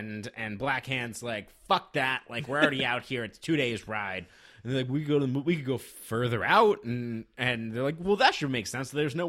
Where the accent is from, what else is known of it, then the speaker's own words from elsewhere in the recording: Nevada, United States; Just as I grew up in Nevada